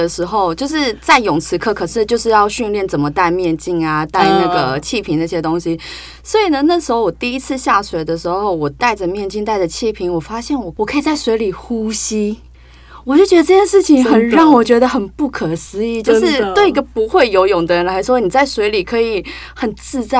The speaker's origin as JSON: {"language": "Chinese", "region": "Taipei", "country": "Taiwan", "said": "你知道，我觉得身为台北人的，就是北部的潜水者，第一就是东北角你 OK，"}